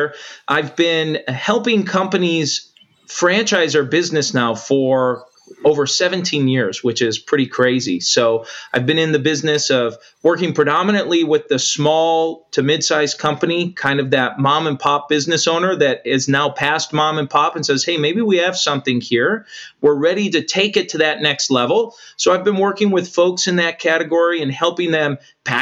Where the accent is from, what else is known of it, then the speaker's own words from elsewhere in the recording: United States; as an American